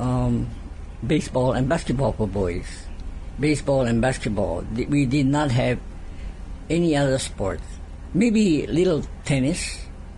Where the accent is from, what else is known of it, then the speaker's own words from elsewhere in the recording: Holualoa, Hawaii, United States; my hometown team, Halo'aloha